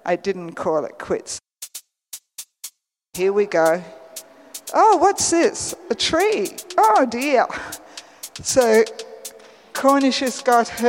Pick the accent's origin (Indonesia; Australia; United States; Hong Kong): Australia; I'm an Australian